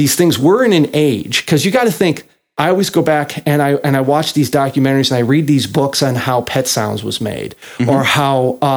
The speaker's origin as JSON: {"language": "English", "town": "Chicago", "region": "Illinois", "country": "United States", "tie": "born or raised there", "also_born_or_lived": "Meridian, Mississippi", "moved": "yes", "said": "I was born and raised in Chicago"}